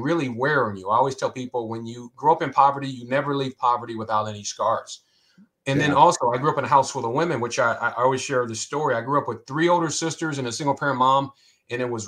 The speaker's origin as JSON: {"language": "English", "town": "Columbus", "region": "Ohio", "country": "United States", "tie": "born or raised there", "said": "I'm from Columbus, Ohio. I grew up on the west side."}